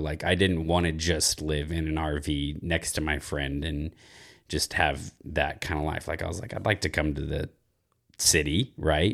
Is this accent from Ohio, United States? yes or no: no; small town outside of Dallas, Texas, United States; moved away; I'm from a very small town outside of Dallas, Texas